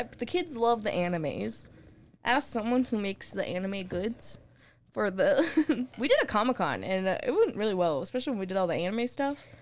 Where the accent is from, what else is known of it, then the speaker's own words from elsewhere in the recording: Texas, United States; we're from Texas